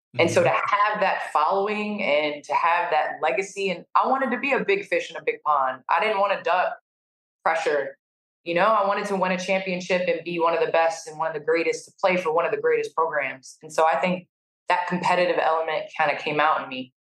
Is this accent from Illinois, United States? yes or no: yes; Naperville, Illinois, United States; we moved to Naperville, Illinois when I was three.